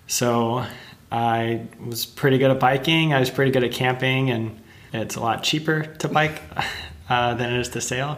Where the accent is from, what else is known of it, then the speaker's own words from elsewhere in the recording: Texas, United States; moved away; I'm originally from Texas